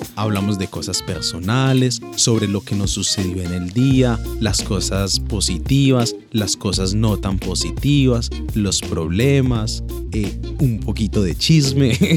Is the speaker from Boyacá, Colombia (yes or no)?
no; Pereira, Risaralda, Colombia; moved away as an adult; now in Australia